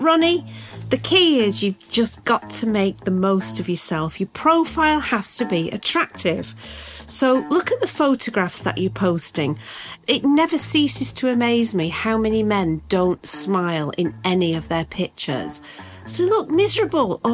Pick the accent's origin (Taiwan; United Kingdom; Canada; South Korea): United Kingdom; now in Los Angeles, United States; as a British woman